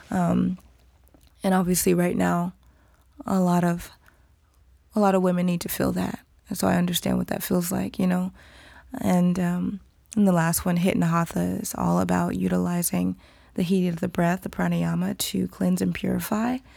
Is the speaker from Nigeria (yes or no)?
yes; Nigeria; which is important for me to feel as a Nigerian woman moving my body in a certain way.